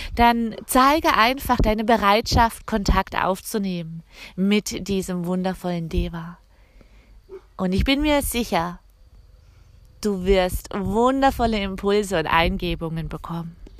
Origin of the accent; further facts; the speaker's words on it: Canada; also born or lived in Alsace; now in France; mein Heimatland Kanada